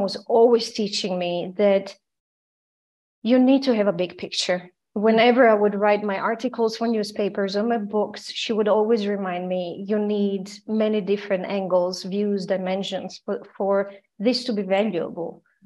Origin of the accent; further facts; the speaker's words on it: Croatia; also born or lived in Austria / United States; now in Vienna, Austria; I am originally from Croatia and I lived during the war in Croatia. In the 90s, I moved, I escaped to Austria